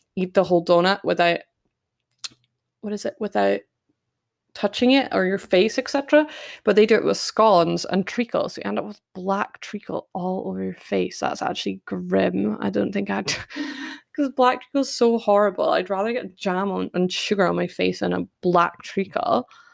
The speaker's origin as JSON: {"language": "English", "area": "Scots", "region": "Scotland", "country": "United Kingdom", "accent": "Scottish", "said": "hopefully I don't butcher my Scots too much and put my family to shame. And uh, maybe you can hear my accent more than normal"}